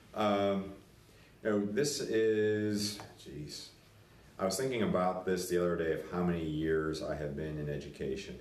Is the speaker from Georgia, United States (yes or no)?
no; Latrobe, Pennsylvania, United States; I'm from Latrobe, Pennsylvania, home of Mr. Rogers